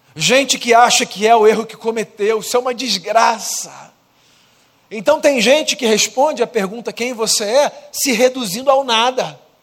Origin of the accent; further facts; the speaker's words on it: Brazil; eu sou brasileiro